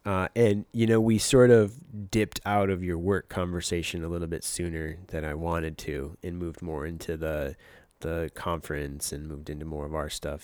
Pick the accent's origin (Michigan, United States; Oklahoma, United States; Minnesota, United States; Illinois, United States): Michigan, United States; now in Los Angeles, United States; we both grew up in the same state